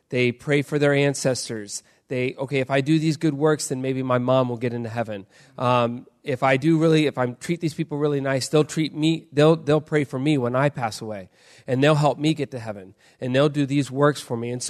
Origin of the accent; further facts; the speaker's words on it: Indonesia; I grew up in Indonesia. I was a missionary kid. Um, I grew up in an island right above Australia.